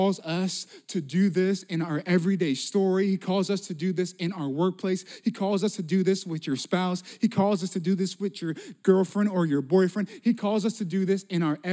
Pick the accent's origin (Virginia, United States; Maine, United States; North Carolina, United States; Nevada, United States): Nevada, United States; Las Vegas; moved away; also born or lived in Pensacola, Florida; I'm from Las Vegas, originally